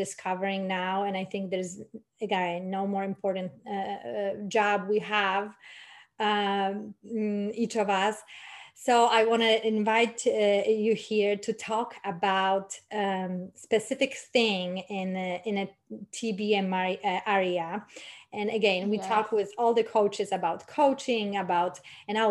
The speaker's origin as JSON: {"language": "English", "country": "Poland", "said": "I come from Poland"}